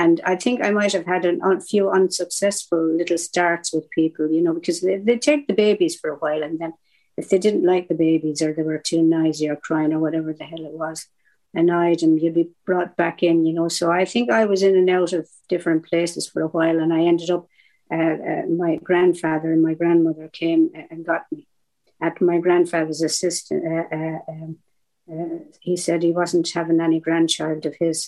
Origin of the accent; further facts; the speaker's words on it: southeast Ireland, Ireland; also born or lived in Cork; now in Manchester, United Kingdom; I'm from Ireland. I'm from yeah. the Southern Ireland, southeast. I was oh. bred, born, and raised by the sea on the coast